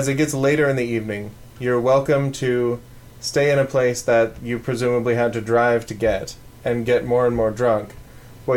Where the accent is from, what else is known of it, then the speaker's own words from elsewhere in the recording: Arizona, United States; moved away; I come from Arizona, where their liquor laws are sane